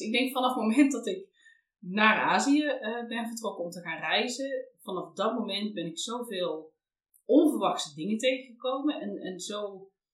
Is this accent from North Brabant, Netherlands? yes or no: yes; North Brabant, Netherlands; we komen allebei uit Brabant